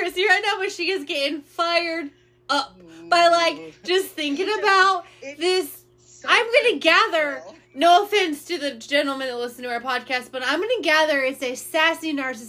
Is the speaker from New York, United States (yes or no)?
no; Indiana, United States; I'm a girl from Indiana